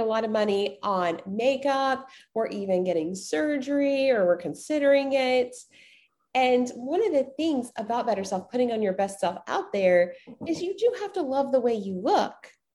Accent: the South, United States; growing up in the South

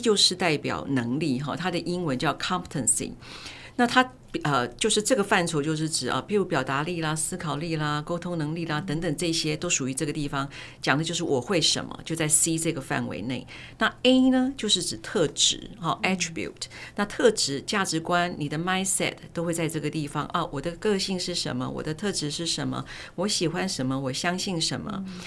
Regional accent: Taiwan; 我是在台湾土生土长、土学的哲学系毕业生

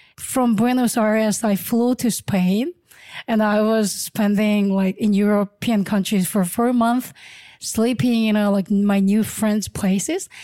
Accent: Ulsan, South Korea; moved away as an adult; also born or lived in Seoul / California / Mexico City / Guanajuato; So I was born in Seoul, but I grew up in Ulsan

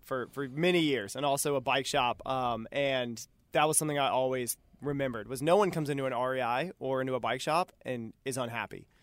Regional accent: Cary, North Carolina, United States; moved away as an adult; also born or lived in Boone, North Carolina / Colorado; now in Charlotte, United States; I'm from Cary, North Carolina, outside of Raleigh. Uh, my wife and I both grew up there

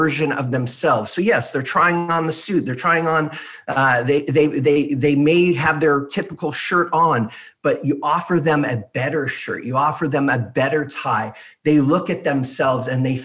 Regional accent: Beverly Hills, California, United States; I grew up in Beverly Hills, California

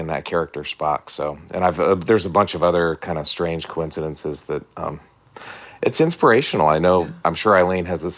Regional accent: East Coast, United States; I grew up on the East Coast

